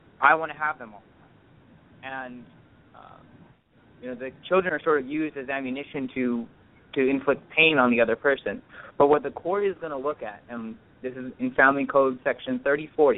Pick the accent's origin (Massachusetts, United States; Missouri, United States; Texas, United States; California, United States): California, United States; Orange County; I'm born and raised in Orange County from parents of Indian heritage